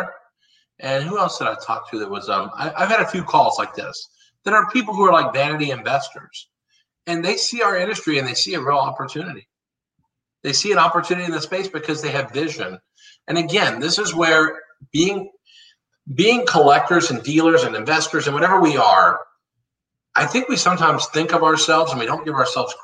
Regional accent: Dallas, Texas, United States; I'm from Dallas

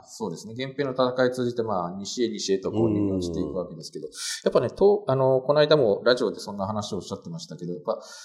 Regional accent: Kanto, Japan; 私が関東出身だからかもしれないんですけど

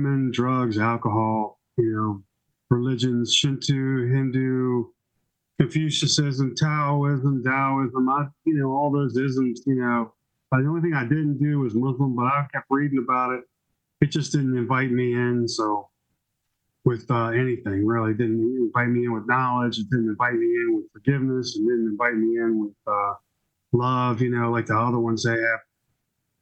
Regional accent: Laurel, Maryland, United States; also born or lived in Washington, D.C. / Louisville; I've been in Laurel since 1972. I was born in Washington, D.C.

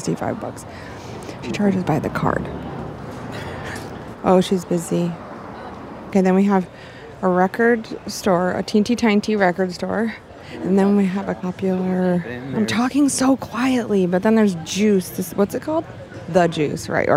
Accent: Michigan, United States; now in Los Angeles, United States; Where I grew up in Michigan, the Copper Keg would be called a party store.

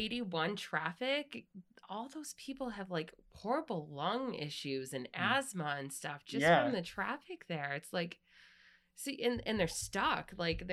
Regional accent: Chenango, New York, United States; now in Syracuse, United States; I grew up in Chenango. It's a completely different world than Syracuse.

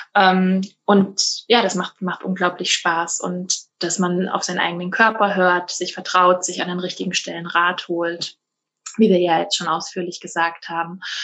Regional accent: Rhineland-Palatinate, Germany; bei uns in der Pfalz

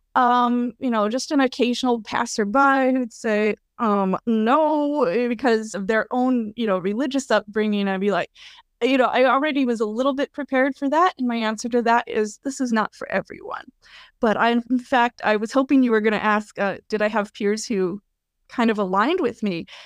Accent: Colorado, United States; also born or lived in Kentucky; now in New Jersey, United States; I grew up in Colorado, beautiful place, um, slowly kind of gravitated eastward, uh, lived in Kentucky for a bit, and now I'm in New Jersey

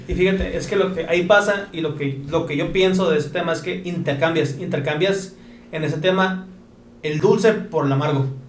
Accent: Mexico; aquí como mexicanos

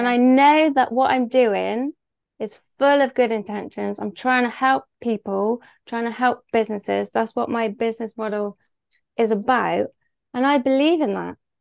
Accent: Bristol, South West England, United Kingdom; accent: Bristol; I live in Bristol, hence my beautiful accent

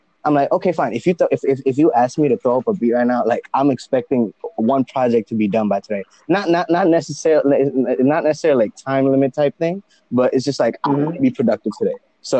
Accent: India; now in United States; Yep. So I'm from India. Okay. Both my mom and dad are from India. And I kept traveling back and forth. I would say I spent half of my life here, half my life here.

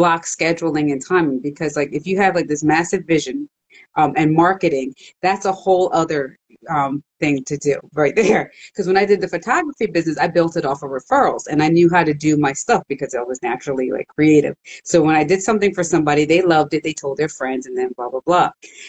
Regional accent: Jamaica; So my grandmother, she had owned a business in Jamaica. Then when they moved here, I'm originally from Jamaica.

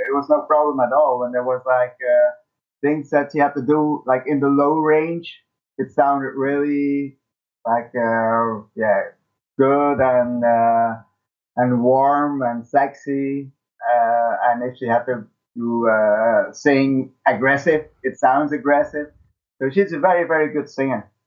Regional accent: Belgium

